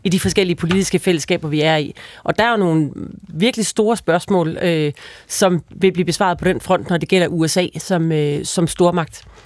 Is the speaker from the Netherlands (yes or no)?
no; Denmark